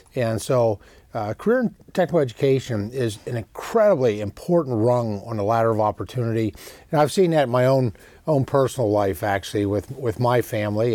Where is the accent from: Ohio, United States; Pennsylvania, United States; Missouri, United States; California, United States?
Pennsylvania, United States; in Pennsylvania, it's incredibly important well, as well, my home state.